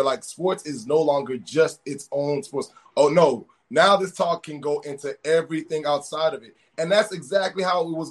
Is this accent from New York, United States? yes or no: no; Texas, United States; I'm from Texas